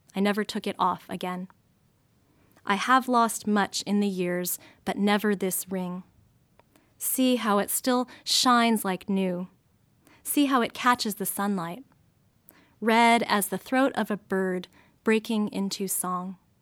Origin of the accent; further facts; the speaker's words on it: United States; I was born and raised in the States